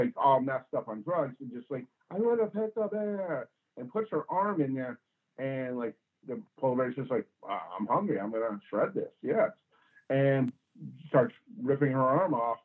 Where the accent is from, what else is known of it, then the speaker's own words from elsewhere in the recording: Springfield, Massachusetts, United States; moved away as an adult; now in Portland, United States; I was born in Springfield, Massachusetts. My father was recreation director of Springfield, Massachusetts. We lived in, Forest Park